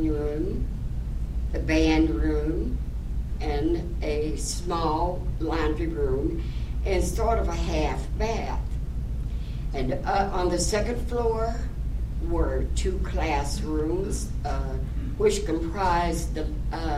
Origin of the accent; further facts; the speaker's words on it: Bowling Green, Kentucky, United States; I was from Bowling Green, Kentucky